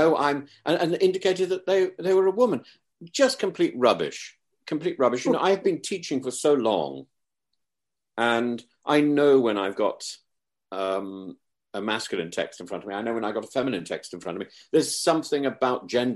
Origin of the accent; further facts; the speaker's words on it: Derby, school near Leicester, East Midlands, United Kingdom; I was at school near Leicester, and so I was born in Derby